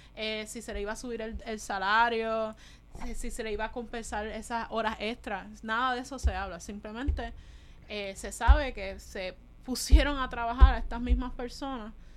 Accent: Puerto Rico; nosotros los necesitábamos como puertorriqueños

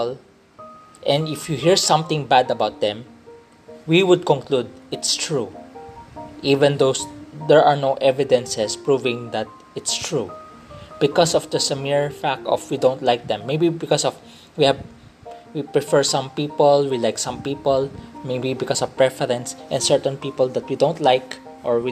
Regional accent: Philippines; I grew up in Philippines, the culture I'm accustomed to is the Filipino culture

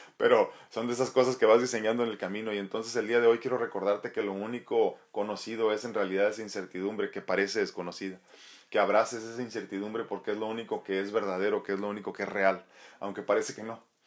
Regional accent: Nayarit, Mexico; moved away; allá en mi estado querido de Nayarit

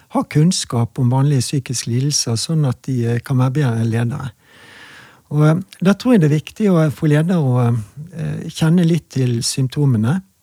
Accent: Bergen, Vestland, Norway; jeg er bergenser

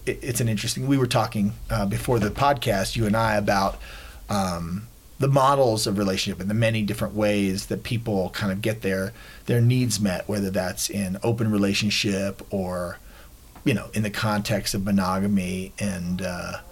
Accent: Woodstock, New York, United States; I was born in Woodstock in 1969 to some flower children

